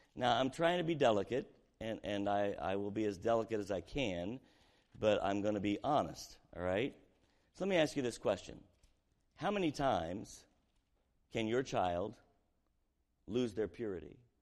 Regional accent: Southern Indiana, United States; we were raised in Southern Indiana, poor community

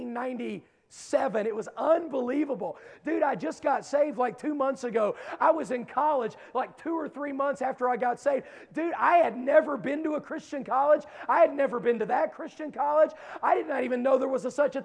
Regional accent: Dunbar, West Virginia, United States; moved away; I am from Dunbar, West Virginia. There are no gangs there, okay?

